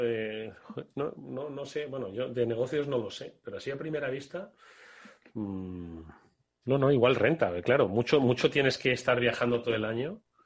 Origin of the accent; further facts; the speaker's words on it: Extremadura, Spain; mi pueblo, Extremadura